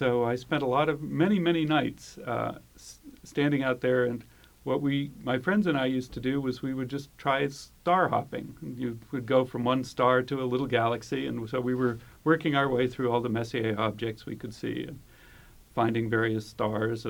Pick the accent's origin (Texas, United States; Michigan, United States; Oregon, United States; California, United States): California, United States; just north of San Francisco; I grew up just north of San Francisco